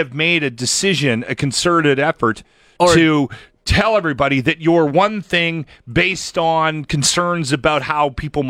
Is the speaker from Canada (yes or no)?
yes; Canada; I'm very Canadian. I'm proud to be Canadian.